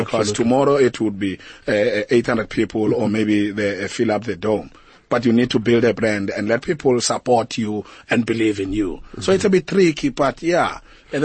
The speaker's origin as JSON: {"language": "English", "country": "South Africa", "said": "we need to find our culture as South African artists"}